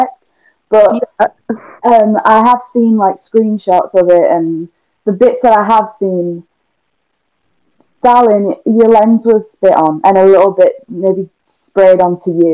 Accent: United Kingdom; I am British

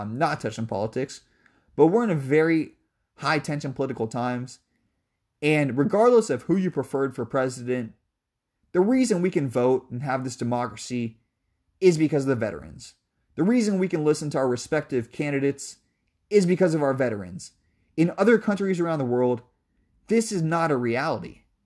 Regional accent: Seattle, Washington, United States; I'm from Seattle

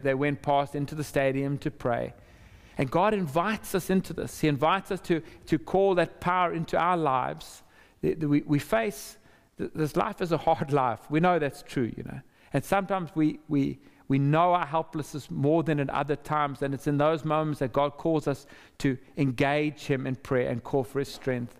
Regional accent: South Africa; also born or lived in Zimbabwe; for the vast majority of my life growing up, and while I was at school, that was a system that was in place. And it had profoundly suppressed the majority of people in our country

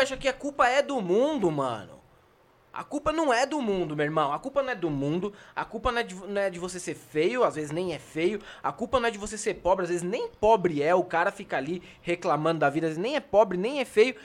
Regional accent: São Paulo, Brazil; eu não cresci em favela, mas eu cresci na cidade líder, na Zona Leste

